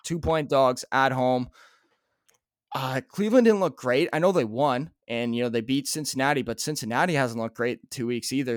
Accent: Canada; we're Canadian

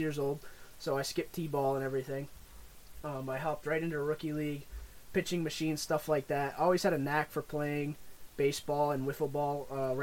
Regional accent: Boston, New England area, United States; we're from Maine and Mass, like the Boston, New England area

